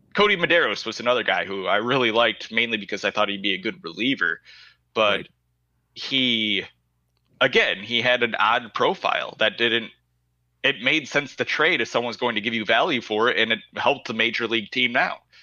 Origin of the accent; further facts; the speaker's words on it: Wisconsin, United States; I said Wisconsin